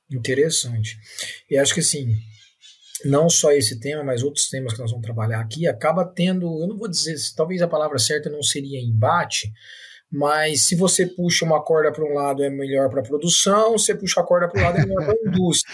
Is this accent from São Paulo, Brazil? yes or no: yes; São Paulo, Brazil; now in Minas Gerais, Brazil; Eu sou paulista minerado